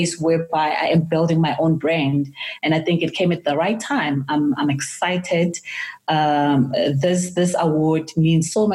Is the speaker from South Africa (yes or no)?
yes; Soweto, Gauteng, South Africa; I'm from Soweto